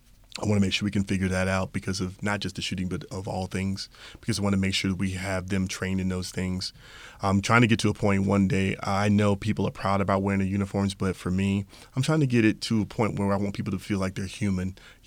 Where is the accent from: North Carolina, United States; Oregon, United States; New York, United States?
North Carolina, United States; Some people would say other things, especially where I grew up in North Carolina.